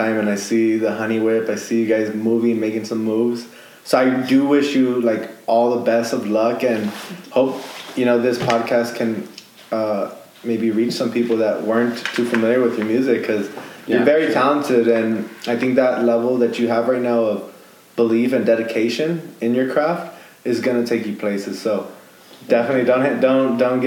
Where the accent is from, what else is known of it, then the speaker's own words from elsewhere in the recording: El Paso, Texas, United States; Being a realtor, being from El Paso